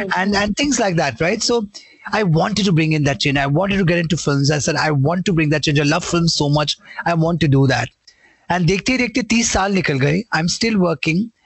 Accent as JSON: {"language": "English", "town": "Mumbai", "region": "Maharashtra", "country": "India", "tie": "born or raised there", "said": "I was born in Mumbai. We at the age of, we lived in Santa Cruz. I shifted to Bandra around Union Park, Pali Hill at the age of 5. And till now, I'm around that in that area"}